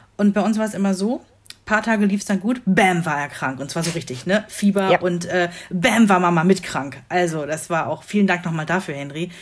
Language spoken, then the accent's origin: German; Rhineland, Germany; moved away; meine Heimatgemeinde, also da, wo ich ursprünglich herkomme, ein beschauliches äh, Städtchen im Rheinland